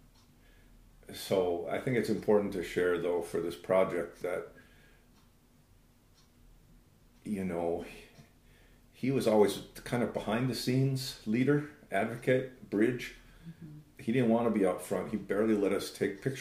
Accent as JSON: {"language": "English", "town": "Saint Paul", "region": "Minnesota", "country": "United States", "tie": "born or raised there", "said": "I grew up in St. Paul"}